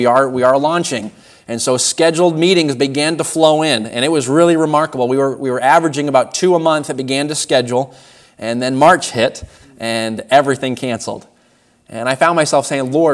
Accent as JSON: {"language": "English", "town": "Warren", "region": "Maine", "country": "United States", "tie": "born or raised there", "said": "I was born in Warren, Maine, so down on Route 1, about an hour and 15 minutes from here or so. That's where I was born, and then raised in that area"}